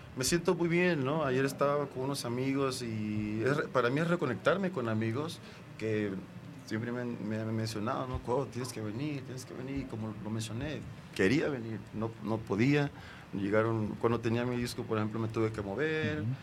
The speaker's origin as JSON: {"language": "Spanish", "town": "Acapulco", "region": "Guerrero", "country": "Mexico", "tie": "born or raised there", "also_born_or_lived": "United States", "moved": "yes", "said": "recuerdo de niño en Acapulco"}